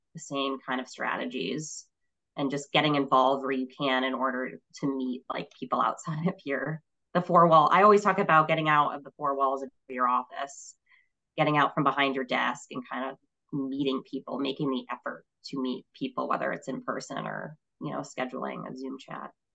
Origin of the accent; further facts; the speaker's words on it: Connecticut, United States; moved away as an adult; also born or lived in Vermont; I moved back to my home state in 2010 um, and worked for a law firm for eight years here in Hartford